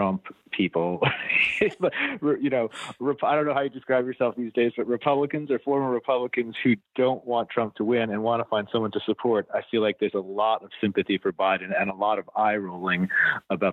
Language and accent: English; Long Island, New York, United States; I'm from Long Island